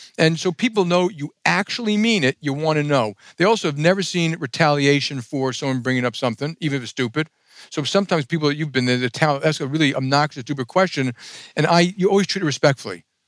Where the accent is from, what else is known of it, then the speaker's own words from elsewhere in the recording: New York City, New York, United States; I grew up in Jackson Heights, Queens.